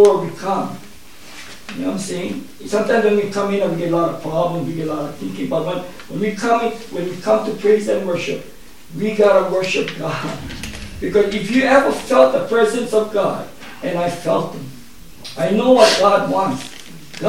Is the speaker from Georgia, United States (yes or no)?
no; Hawaii, United States; moved away; I come from Hawaii